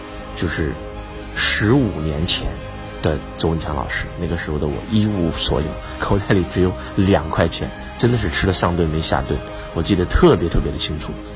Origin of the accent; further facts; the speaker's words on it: China; 我说我是一个中国人，我过我只过我中国人的生日，